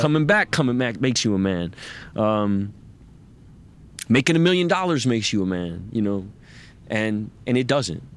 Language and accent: English; United States; as an American man